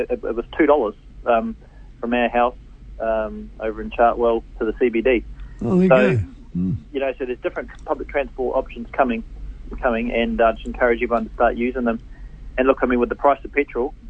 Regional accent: Hamilton, Waikato, New Zealand; growing up in Hamilton, doing a paper run in the morning, used to deliver the Waikato Times

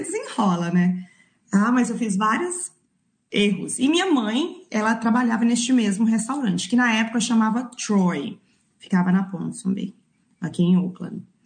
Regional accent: Belo Horizonte, Minas Gerais, Brazil; moved away as an adult; also born or lived in Nanuque, Minas Gerais; now in New Zealand; Eu sou de, nasci no interior de Minas, e Nanuque, mas criei, fui criada em Belo Horizonte

